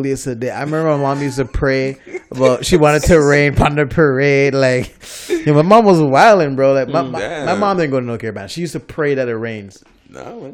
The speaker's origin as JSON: {"language": "English", "country": "Jamaica", "tie": "born or raised there", "moved": "yes", "lives_now": "Toronto, Canada", "said": "I grew up in Jamaica"}